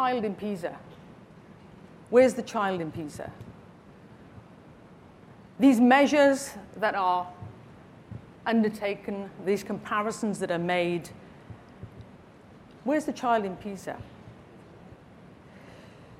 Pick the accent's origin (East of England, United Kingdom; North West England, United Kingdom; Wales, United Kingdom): Wales, United Kingdom; I'm from Wales